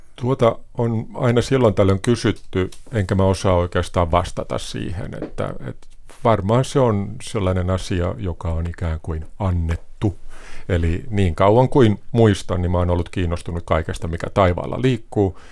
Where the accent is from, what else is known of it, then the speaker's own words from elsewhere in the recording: Valkeakoski, Pirkanmaa, Finland; moved away as an adult; also born or lived in Tampere; now in France; olen kotoisin Valkeakoskelta